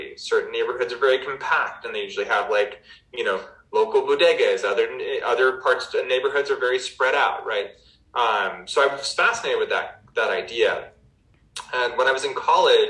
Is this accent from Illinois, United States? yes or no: no; Albuquerque, New Mexico, United States; I grew up in Albuquerque, New Mexico